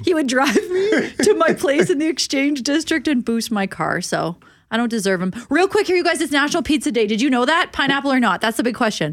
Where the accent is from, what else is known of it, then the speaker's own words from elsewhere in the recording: Saskatchewan, Canada; accent: Saskatchewan; now in Winnipeg, Canada; I'm from Saskatchewan and I still say both instead of both with my Saskatchewan